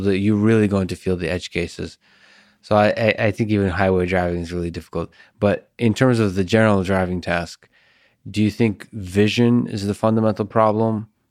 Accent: Russia; I'm Russian

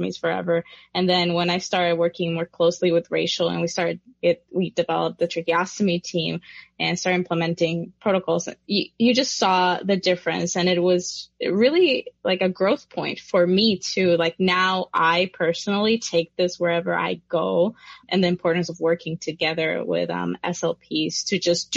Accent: Puerto Rico; I come from Puerto Rico

